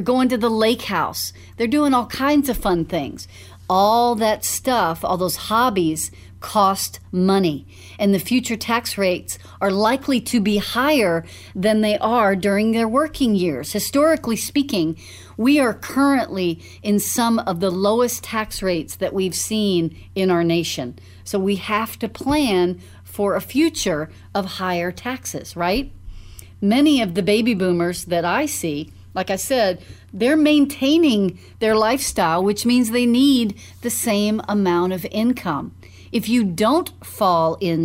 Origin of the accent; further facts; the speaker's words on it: Dallas, Texas, United States; when I was growing up in Dallas